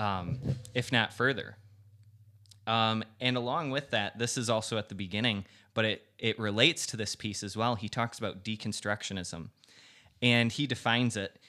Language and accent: English; United States; as an American